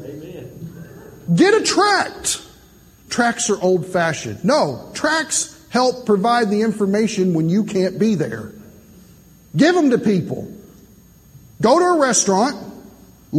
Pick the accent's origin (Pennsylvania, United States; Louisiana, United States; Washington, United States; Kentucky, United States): Kentucky, United States; now in Indiana, United States; originally I'm from Kentucky. I'm a missionary to Indiana.